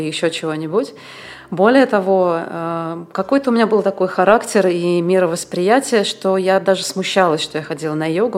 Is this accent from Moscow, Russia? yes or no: yes; Moscow, Russia; moved away as an adult; also born or lived in India / Thailand; now in Bulgaria; я в 19 лет уехала из Москвы